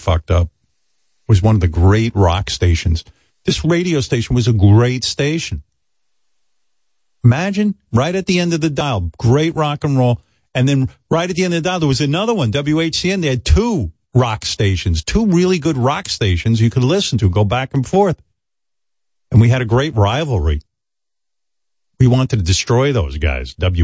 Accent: New York, United States; I was like from New York

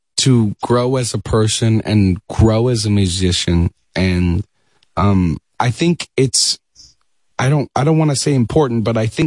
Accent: Dallas, Texas, United States; moved away as an adult; also born or lived in New York; now in Los Angeles, United States; we moved from New York to Dallas, Texas when I was a kid

